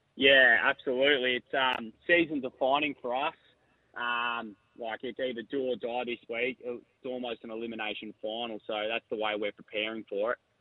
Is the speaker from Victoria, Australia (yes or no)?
no; Queanbeyan, New South Wales, Australia; moved away as an adult; now in Adelaide, Australia; I'm from Queanbeyan in New South Wales. It's just outside of Canberra. Um, so I moved here in 2021